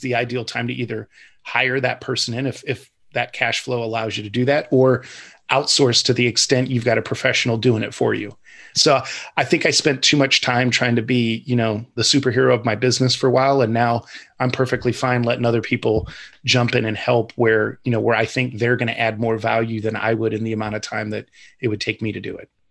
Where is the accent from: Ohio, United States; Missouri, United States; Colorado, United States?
Ohio, United States; I'm kind of born and raised in Ohio